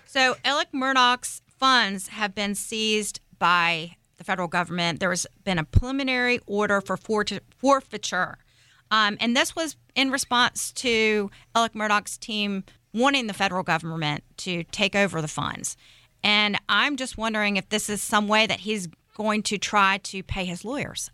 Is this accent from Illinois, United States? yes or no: no; Hilton Head, South Carolina, United States; I grew up in South Carolina